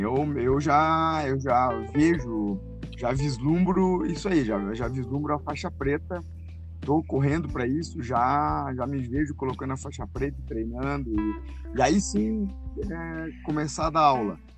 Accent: Joinville, Santa Catarina, Brazil; eu sou de Joinville

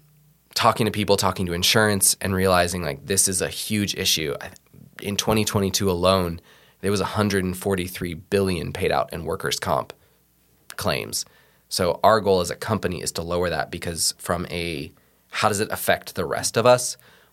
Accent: West Coast, United States; I'm also from the West Coast and I love the mountains.

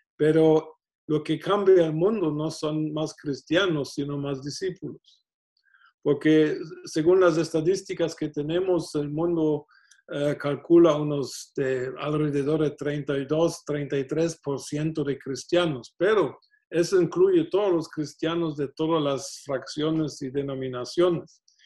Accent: Germany; moved away; Siendo alemán

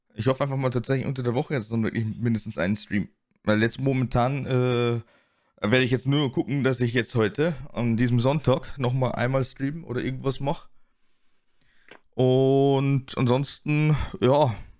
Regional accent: Germany; bei uns in Deutschland

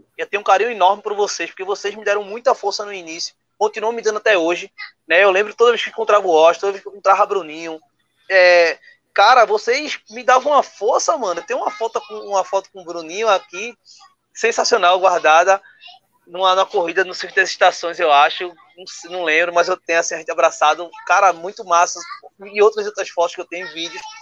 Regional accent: Recife, Pernambuco, Brazil; eu sou pernambucano, recifense

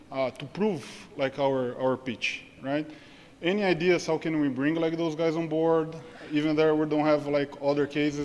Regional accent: Brazil; now in Singapore; I'm from Brazil. We're based here in Singapore.

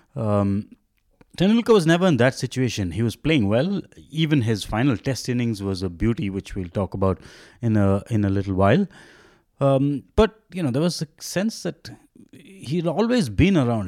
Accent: Chennai, Tamil Nadu, India; now in Bangalore, India; growing up in Madras and then having, now living in Bangalore

